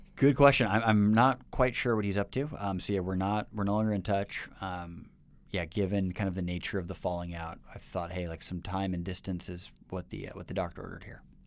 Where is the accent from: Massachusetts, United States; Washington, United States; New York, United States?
Washington, United States; Seattle; moved away as an adult; now in Shanghai, China; my hometown of Seattle